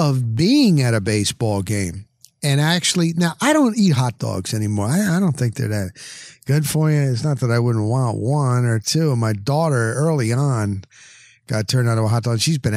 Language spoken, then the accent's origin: English; Dover, New Jersey, United States; moved away as an adult; now in Florida, United States; I grew up in New Jersey.